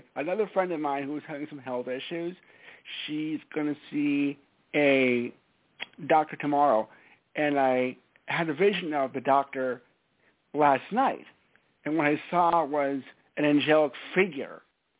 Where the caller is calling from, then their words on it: Stamford, Connecticut, United States; It's … from Stamford, Connecticut.